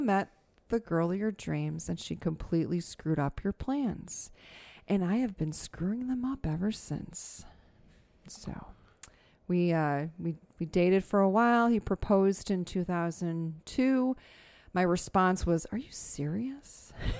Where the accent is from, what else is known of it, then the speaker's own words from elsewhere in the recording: Tinley Park, Illinois, United States; Born and raised in Tinley Park.